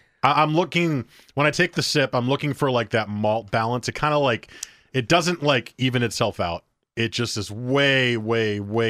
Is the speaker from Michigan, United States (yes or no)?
no; New Jersey, United States; moved away; Especially since I moved out here... I grew up in New Jersey